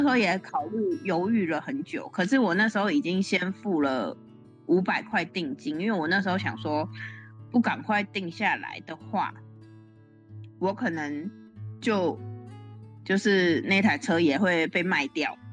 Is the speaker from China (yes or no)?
no; Taiwan; moved away as an adult; now in Canada; 我们台湾人而言